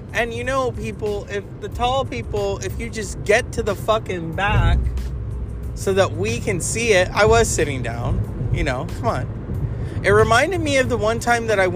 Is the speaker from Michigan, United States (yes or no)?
no; Northern California, United States; I'm from Northern California